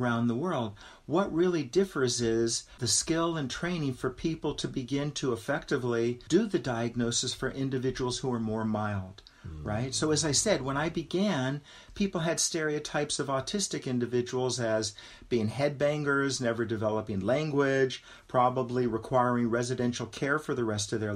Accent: Los Angeles, California, United States; I grew up in West Los Angeles

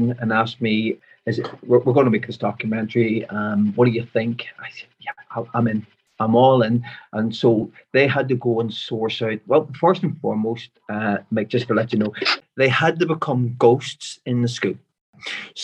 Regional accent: Belfast, Northern Ireland, United Kingdom; I'm from West Belfast. I was raised in Lenadoon, an area called Lenadoon

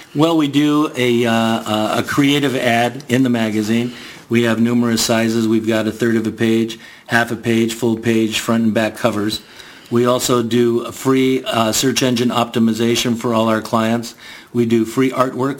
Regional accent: Garden Grove, California, United States; also born or lived in Bridgeport, Connecticut; moved out here in 1960 to Garden Grove. Uh, did my school, my elementary school, and my high school in Garden Grove.

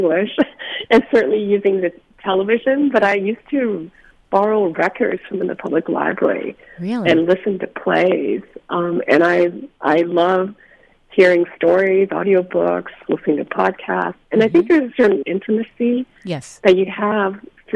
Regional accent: Spokane, Washington, United States; moved away; I grew up in Spokane, and I have a great affection for the Pacific Northwest.

